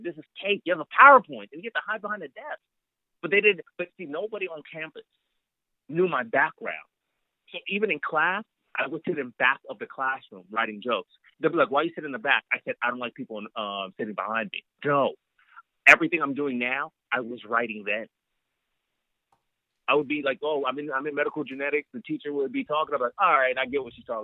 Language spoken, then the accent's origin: English; Los Angeles, California, United States; I was born and raised in L.A.